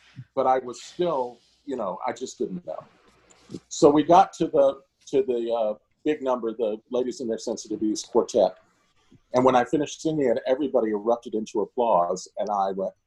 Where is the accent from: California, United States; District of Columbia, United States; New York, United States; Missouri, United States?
District of Columbia, United States; Washington; Washington, D.C., which strangely enough was where we opened the tour, my hometown